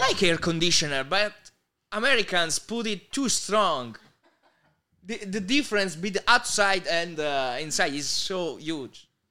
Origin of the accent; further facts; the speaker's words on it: Southern Italy, Italy; English is a second language; in Italy, especially my hometown